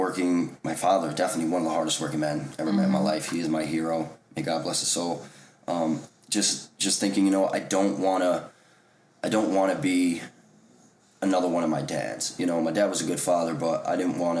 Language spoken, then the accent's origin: English; Providence, Rhode Island, United States; moved away; also born or lived in Fort Edward, New York; I was actually born in Rhode Island. I'm not from New York.